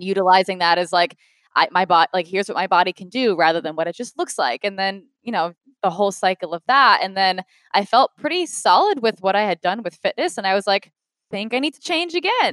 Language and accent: English; Rhode Island, United States; moved away as an adult; now in Los Angeles, United States; Rhode Island, so smallest state